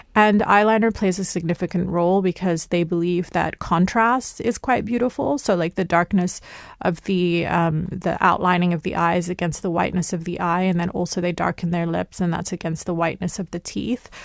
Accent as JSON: {"language": "English", "country": "United Kingdom", "tie": "born or raised there", "said": "I grew up in the United Kingdom. I'm of Lebanese and Egyptian heritage"}